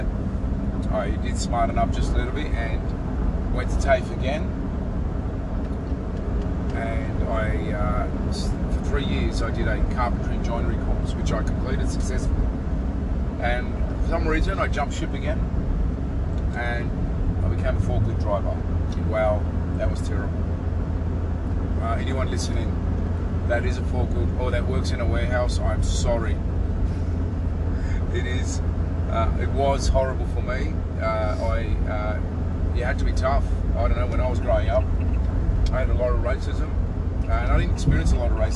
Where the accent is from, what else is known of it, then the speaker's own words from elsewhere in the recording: Sydney, New South Wales, Australia; also born or lived in Melbourne, Australia; I was born in Melbourne and was moved out of Melbourne at the age of 11 to live in Sydney.